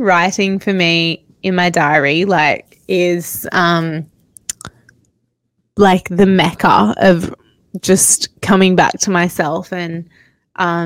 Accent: Australia; It's where I grew up right beside the ocean. I'm actually here in my hometown at the moment

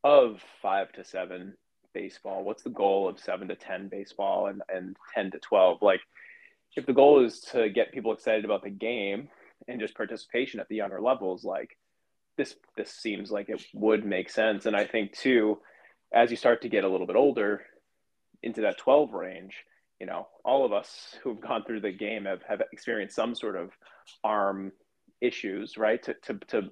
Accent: Northeast, United States; growing up in the Northeast

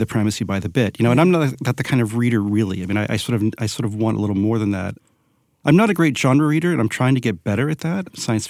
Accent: Southwest Florida, United States; I grew up in Southwest Florida in large part.

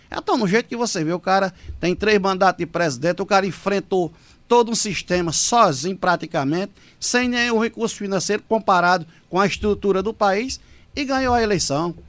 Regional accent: Afogados da Ingazeira, Pernambuco, Brazil; also born or lived in Pesqueira, Pernambuco; eu sou natural de Pesqueira, do Agreste. Eu tenho 48 anos, vou fazer 49, se Deus permitir, agora em dezembro. E tem desses 48 anos que eu tenho de vida, eu moro há 44 anos em Afogadão da Engazeira.

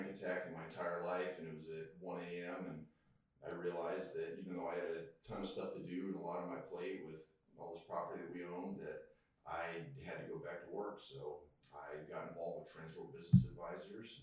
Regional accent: Colorado, United States; moved away as an adult; also born or lived in Texas / Phoenix, Arizona; now in East Texas, United States; I was born and raised in Colorado

